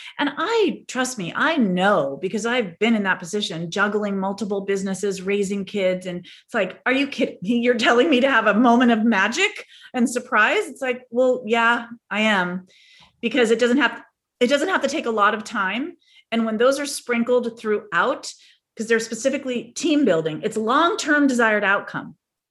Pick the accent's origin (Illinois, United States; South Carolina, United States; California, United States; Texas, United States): California, United States; San Diego; She was in North Carolina, and we're from San Diego in California.